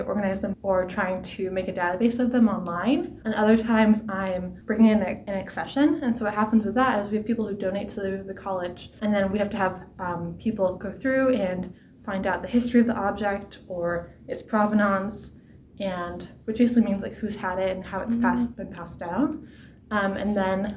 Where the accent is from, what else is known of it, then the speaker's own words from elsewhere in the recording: Brunswick, Maine, United States; moved away as an adult; now in Walla Walla, United States; I'm from Brunswick, Maine